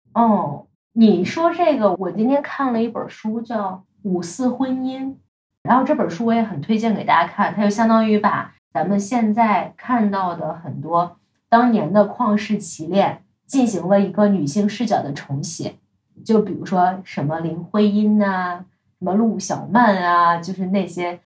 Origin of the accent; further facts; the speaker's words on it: Shandong, China; moved away as an adult; 一定要从山东考出去